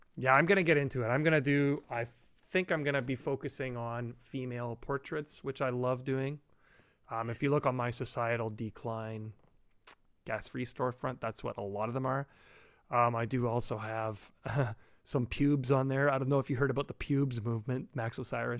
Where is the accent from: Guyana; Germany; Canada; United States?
Canada; being Canadian